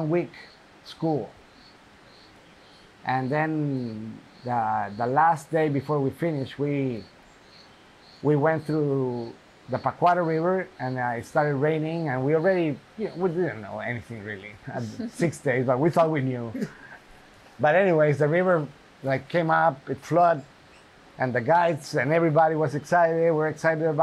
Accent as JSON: {"language": "English", "region": "San José", "country": "Costa Rica", "said": "I'm originally from San Jose"}